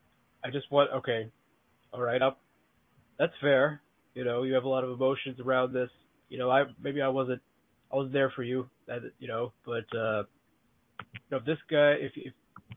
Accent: New York, United States; accent: New York; sometimes I hide my New York accent, you know, because I'm embarrassed by it. But you know what? There's nothing to be embarrassed about.

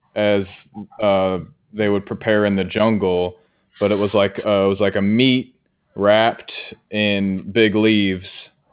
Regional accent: Cincinnati, Ohio, United States; I am from Ohio, Cincinnati, Ohio.

